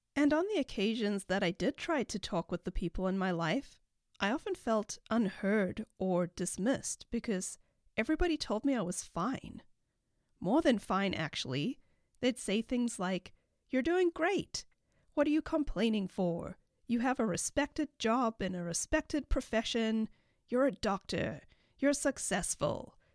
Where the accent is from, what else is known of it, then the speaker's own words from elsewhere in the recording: Cape Town, Western Cape, South Africa; moved away as an adult; also born or lived in Chico, California; now in United States; I have a slight accent, and that is because I was born and raised in Cape Town, South Africa.